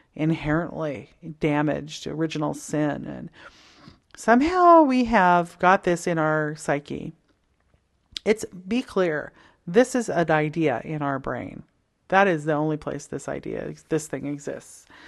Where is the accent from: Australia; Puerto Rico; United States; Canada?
Canada; Toronto, Ontario; I grew up in Toronto, Canada, from the suburbs